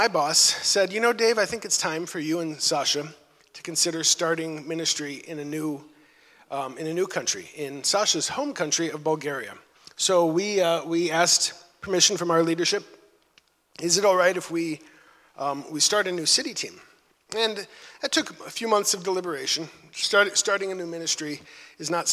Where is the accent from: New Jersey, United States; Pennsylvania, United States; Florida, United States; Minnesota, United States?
Minnesota, United States; moved away as an adult; also born or lived in Chicago; I'm from Minnesota